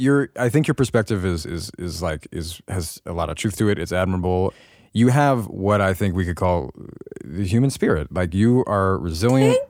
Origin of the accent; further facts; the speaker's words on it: Los Angeles, California, United States; growing up in Hollywood